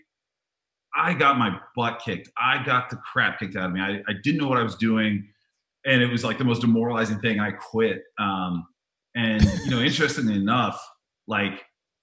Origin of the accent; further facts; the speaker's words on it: Tiburon, California, United States; I grew up in Tiburon, California